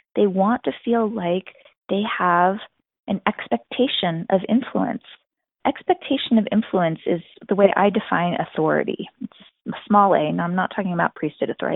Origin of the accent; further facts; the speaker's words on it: New York, United States; growing up in New York